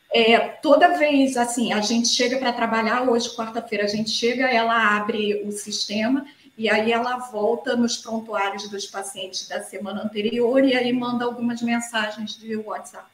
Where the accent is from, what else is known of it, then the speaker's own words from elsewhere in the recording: Rio de Janeiro, Brazil; Eu sou do Rio de Janeiro, minha formação médica, faculdade, residência toda foi feita aqui no Rio